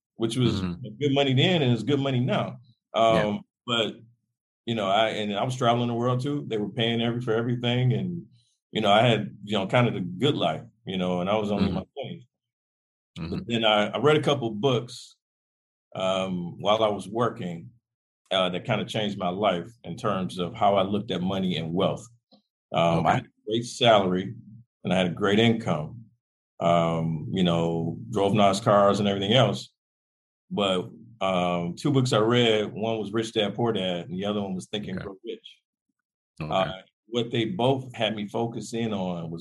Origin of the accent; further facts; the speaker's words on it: Detroit, Michigan, United States; I grew up in Detroit